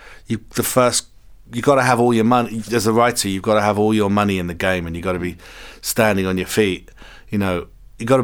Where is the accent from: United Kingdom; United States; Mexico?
United Kingdom; England; I'm English.